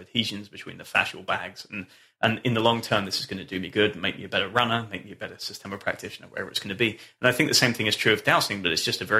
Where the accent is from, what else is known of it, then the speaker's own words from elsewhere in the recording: England, United Kingdom; moved away as an adult; also born or lived in Scotland; now in North Carolina, United States; I'm from a cold place, right? I grew up in England and then went to university in Scotland